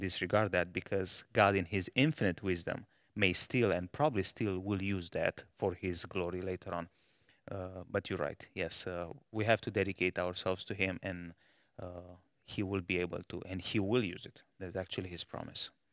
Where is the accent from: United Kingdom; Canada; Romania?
Romania; moved away as an adult; now in Malawi; I was born in, uh, Romania